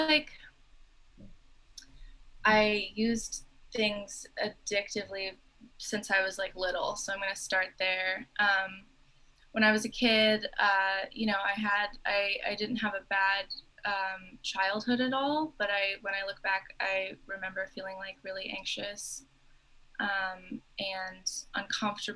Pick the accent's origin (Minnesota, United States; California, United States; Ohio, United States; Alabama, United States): California, United States; the Bay Area; I'm from the Bay Area